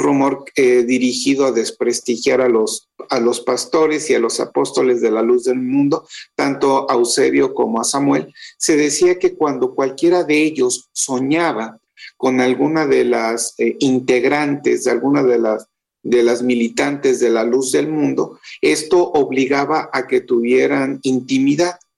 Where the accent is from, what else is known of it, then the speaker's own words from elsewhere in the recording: Guadalajara, Jalisco, Mexico; yo soy de Guadalajara